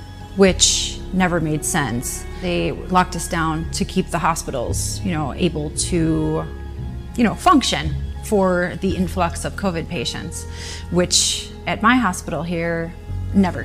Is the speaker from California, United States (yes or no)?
no; Tampa, Florida, United States; I'm from Tampa, Florida.